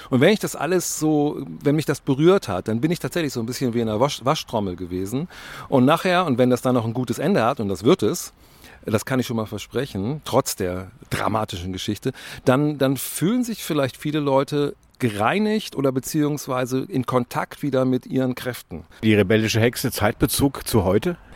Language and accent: German; Bremen, Germany; ich bin als Bremer immer wieder sehr überrascht